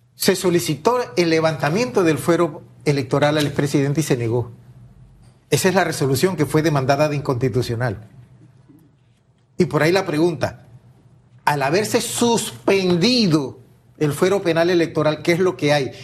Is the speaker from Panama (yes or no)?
yes; La Chorrera, Panamá Oeste, Panama; soy originario de Panamá Oeste, Chorrera, Panamá